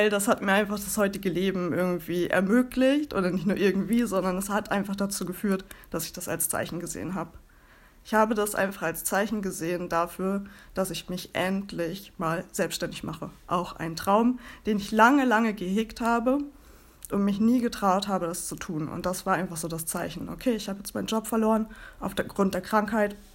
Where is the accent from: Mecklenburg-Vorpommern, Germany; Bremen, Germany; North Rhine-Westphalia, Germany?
Bremen, Germany; ich komme aus Bremen und lebe hier mit meinem Mann und meinen zwei Katzen.